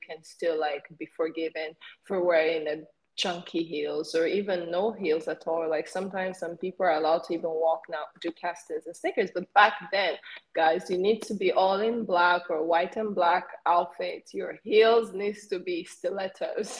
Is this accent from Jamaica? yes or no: no; Sweden; Learn my Swedish because you know I'm from Sweden